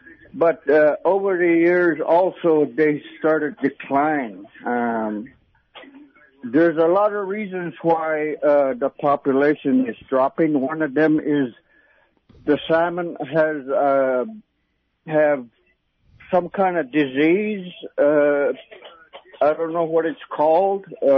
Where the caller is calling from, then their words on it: Yukon River, Alaska, United States; I'm calling from the Yukon River, from one of the biggest villages on the Yukon.